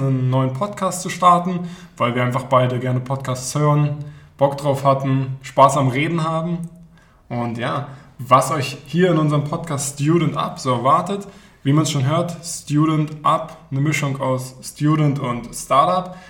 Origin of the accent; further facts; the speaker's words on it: Berlin, Germany; moved away as an adult; now in Baden-Württemberg, Germany; gebürtiger Berliner, bin dann hier in den Süden gezogen, um zu studieren